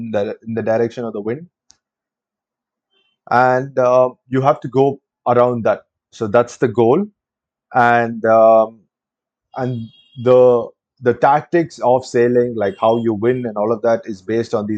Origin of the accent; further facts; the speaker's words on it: Chennai, Tamil Nadu, India; I'm from Chennai